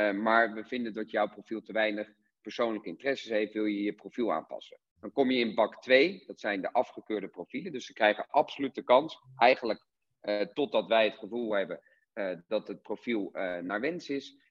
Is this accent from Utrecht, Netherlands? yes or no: no; Rotterdam, South Holland, Netherlands; ik kom uit Rotterdam